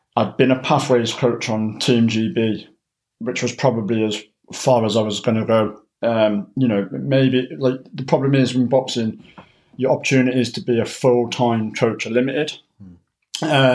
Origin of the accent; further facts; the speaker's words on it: Cheltenham, South West England, United Kingdom; moved away as an adult; now in North East England, United Kingdom; I'm originally from Cheltenham, but I moved up to the northeast in 2007 um, to come to university.